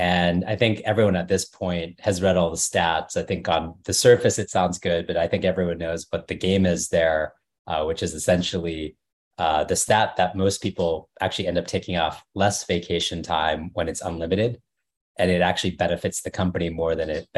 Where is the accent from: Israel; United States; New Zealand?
United States; Dallas, Texas; moved away as an adult; also born or lived in Washington, District of Columbia, United States / New York; I grew up in Dallas and a suburb north of Dallas